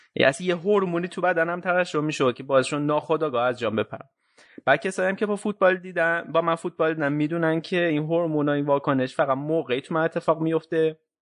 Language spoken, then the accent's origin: Persian; Isfahan, Iran; من که بچه اصفهانم